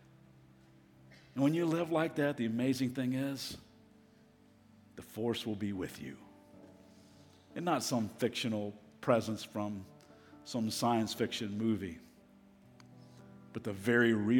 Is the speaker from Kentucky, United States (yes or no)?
yes; Kentucky, United States; moved away as an adult; also born or lived in Las Vegas; I'm from Kentucky. I'm a Kentuckian